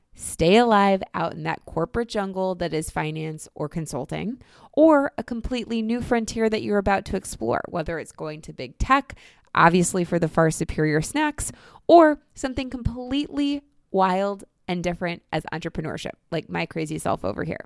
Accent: Northeast Ohio near Cleveland, United States; moved away as an adult; now in New York City, United States; I grew up in Northeast Ohio near Cleveland

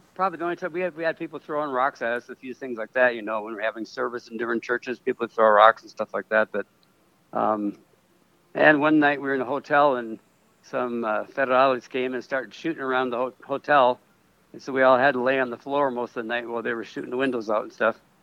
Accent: Minnesota, United States; moved away as an adult; now in Mexico; I was raised in the Pentecostal church in Minnesota

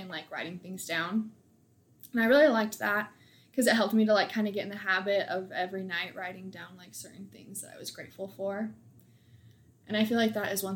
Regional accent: Reno, Nevada, United States; moved away as an adult; now in Provo, United States; I'm from Reno, Nevada, or just a small town outside of it

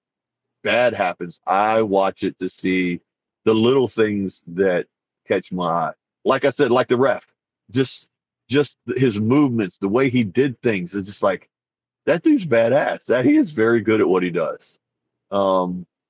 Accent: Texas, United States; I'm from Texas

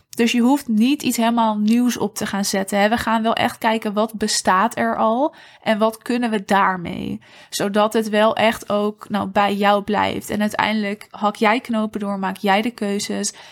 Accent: Netherlands; als Nederlanders

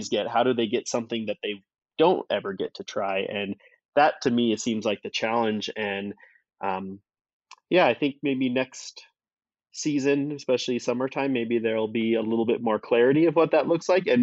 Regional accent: Wyoming, United States; I grew up in Wyoming

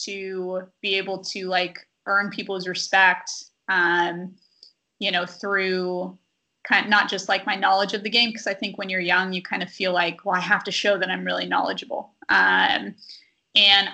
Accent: Sacramento, California, United States; now in Stockton, United States; I'm from Sacramento

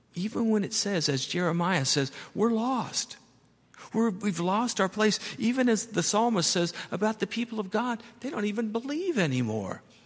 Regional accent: United States; I'm an American

